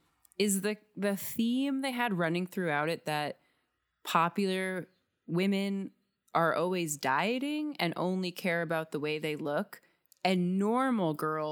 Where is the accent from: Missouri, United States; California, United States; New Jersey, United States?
New Jersey, United States; I mean, I'm from Northern New Jersey, and there are just so many diners.